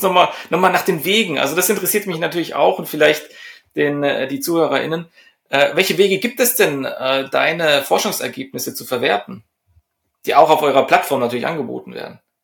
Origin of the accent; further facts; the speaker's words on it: Germany; bei uns in Deutschland